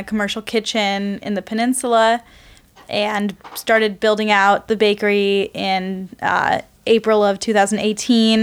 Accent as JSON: {"language": "English", "town": "Palo Alto", "region": "California", "country": "United States", "tie": "born or raised there", "also_born_or_lived": "East Coast / San Leandro", "said": "I grew up in Palo Alto, actually"}